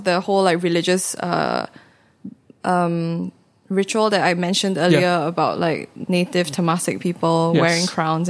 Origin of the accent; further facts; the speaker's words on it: Singapore; moved away as an adult; now in New York, United States; growing up in Singapore